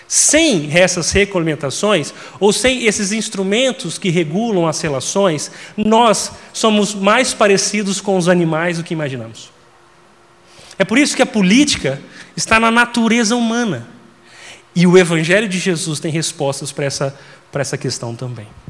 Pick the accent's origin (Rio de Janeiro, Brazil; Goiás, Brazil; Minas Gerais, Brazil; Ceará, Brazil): Minas Gerais, Brazil; interior of; eu sou mineiro do interior de Minas